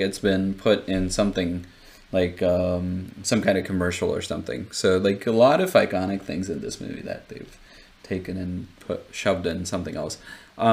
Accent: India; as an Indian viewer

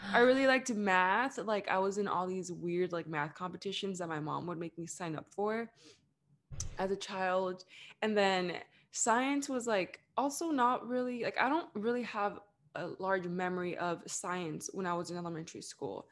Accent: Los Angeles, California, United States; also born or lived in Orange County; I was born and raised in the Greater Los Angeles area, so actually, I was born in East L

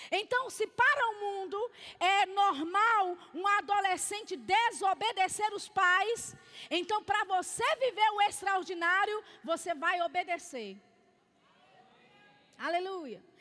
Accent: Belo Horizonte, Minas Gerais, Brazil; E nós tínhamos esse hábito lá em BH, eu sou de BH, da gente subir o monte para orar.

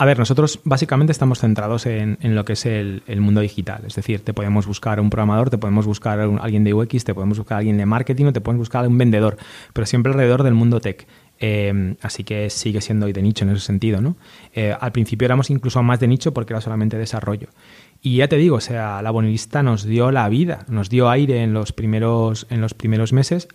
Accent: A Coruña, Galicia, Spain; los dos somos gallegos, él es de Vigo, yo de Coruña

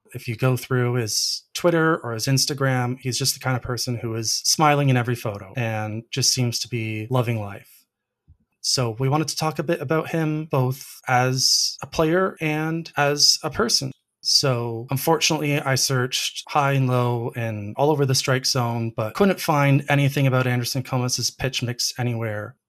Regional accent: Canada; as a Canadian and a, a big Blue Jays fan

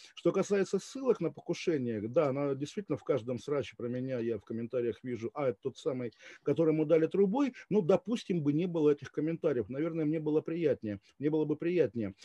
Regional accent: Kaliningrad, Kaliningrad Oblast, Russia; moved away as an adult; also born or lived in Switzerland / Moscow; я жил до 23 лет в Калининграде

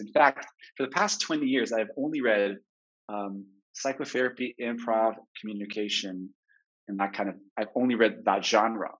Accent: Jerusalem, Jerusalem District, Israel; So I grew up in French Hill, the conservative movement of the 80s, the bubble, the Anglo Saxon bubble in Jerusalem.

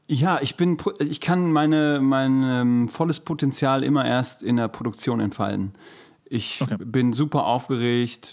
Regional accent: Germany; als Deutscher

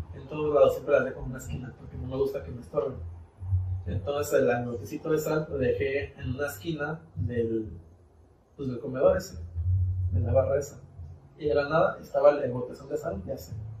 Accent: Mexico; como buen mexicano

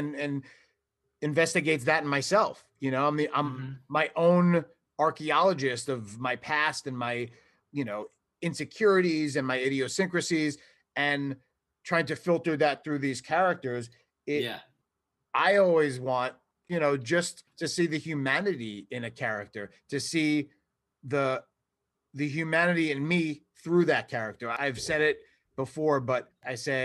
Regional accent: New York, United States; accent: New York; my New York accent

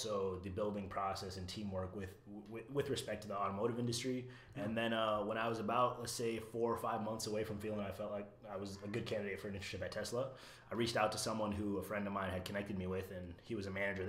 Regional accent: Iowa City, Iowa, United States; also born or lived in Alexandria, Virginia / Ames, Iowa; Was raised in Iowa City, Iowa

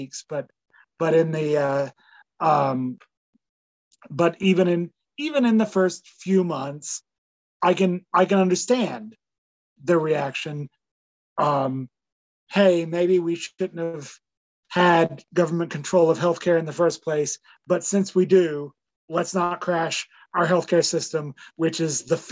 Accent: Canada

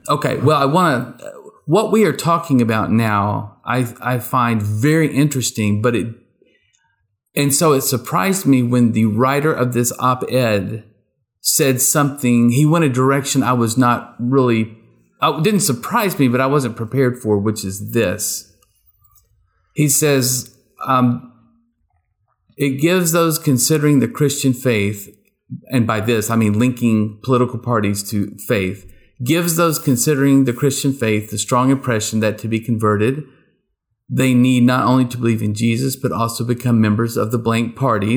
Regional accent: rural East Texas, United States; I grew up in rural East Texas

